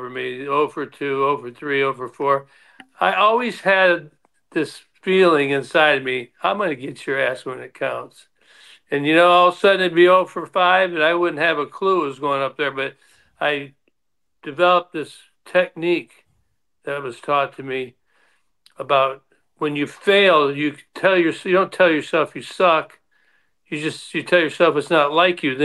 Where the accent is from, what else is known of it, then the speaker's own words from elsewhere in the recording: Detroit, Michigan, United States; the Tigers, because that is my hometown